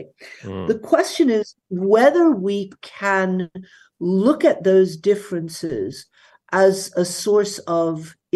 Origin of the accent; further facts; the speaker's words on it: United States; now in Berlin, Germany; I am an American